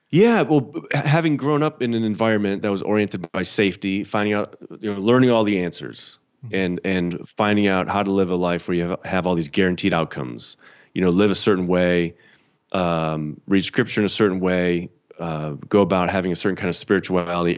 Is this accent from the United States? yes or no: yes; Chicago, Illinois, United States; moved away; I'm from Chicago. Grew up in the Chicago suburbs